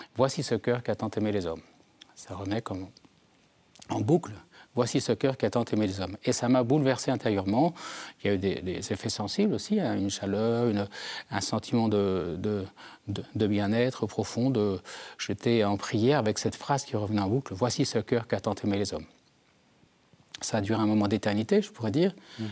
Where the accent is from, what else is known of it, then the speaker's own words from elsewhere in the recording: Germond, Nouvelle-Aquitaine, France; je viens des Deux-Sèvres d'un petit village qui s'appelle Germont situé entre Niort et Partenay mes parents étaient éleveurs de chevaux